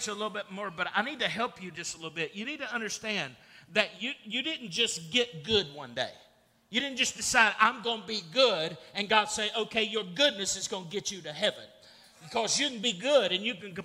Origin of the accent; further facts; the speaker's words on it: Russell County, Virginia, United States; I was born earthly in the United States of America in Russell County, Virginia